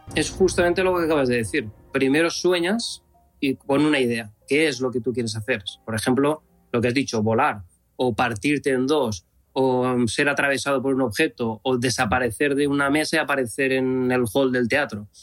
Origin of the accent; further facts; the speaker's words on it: Spain; es donde nací, donde me he criado.